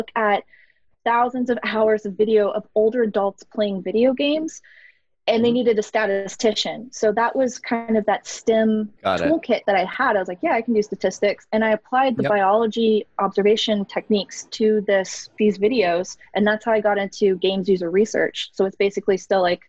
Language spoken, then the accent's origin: English; Florida, United States; I grew up in Florida